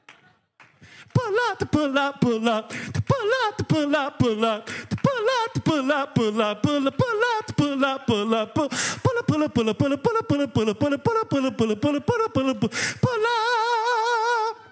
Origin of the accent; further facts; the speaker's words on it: Racine, Wisconsin, United States; moved away; I grew up in Racine, Wisconsin is where I'm originally from